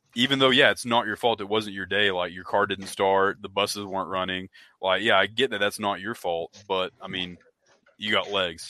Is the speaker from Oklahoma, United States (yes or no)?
yes; Oklahoma, United States; he asked where i was from and i was uh, i told him oklahoma